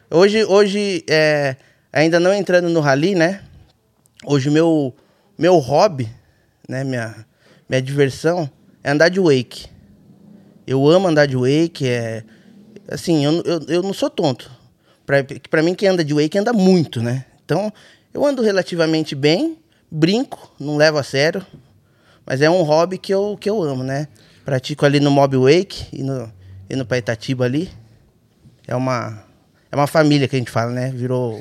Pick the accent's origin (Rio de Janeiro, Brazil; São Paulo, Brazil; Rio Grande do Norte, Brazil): São Paulo, Brazil; Bragança Paulista; Sou nascido e criado em Bragança